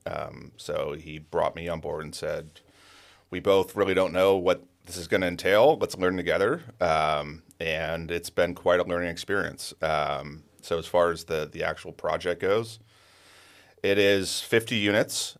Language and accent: English; Penngrove, California, United States; I was born and raised in Pengrove